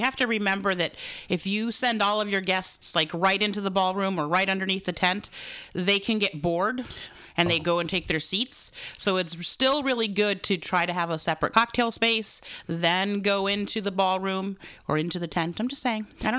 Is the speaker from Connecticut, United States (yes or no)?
yes; Connecticut, United States; I'm from Engage, Connecticut.